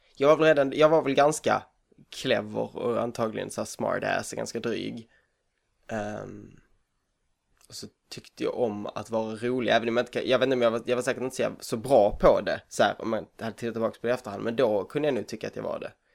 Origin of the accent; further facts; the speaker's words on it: Hörby, Skåne, Sweden; also born or lived in Kalmar; jag är född och uppvuxen eh, på Önneköpsvång utanför Hörby, där jag är just nu